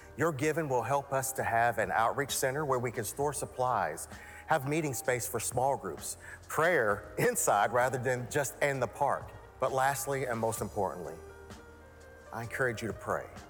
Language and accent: English; Knoxville, Tennessee, United States; I grew up here in East Knoxville. Um, so basically, born and raised.